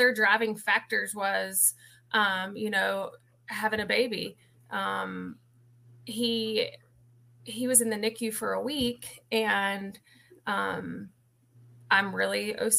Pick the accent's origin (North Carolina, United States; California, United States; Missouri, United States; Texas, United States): North Carolina, United States; Huntersville; moved away as an adult; now in Seneca, United States; I grew up in Huntersville, North Carolina, and I worked in finance for 20 years-ish